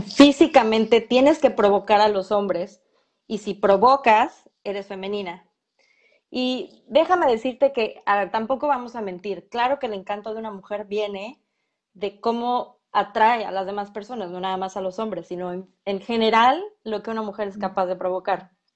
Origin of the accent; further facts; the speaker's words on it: Mexico; aquí en México somos diferentes